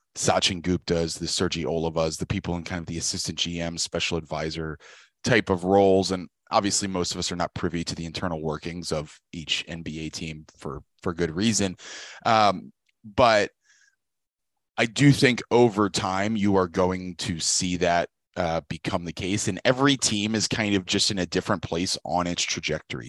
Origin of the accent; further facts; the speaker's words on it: Richmond, Virginia, United States; I grew up in Richmond, Virginia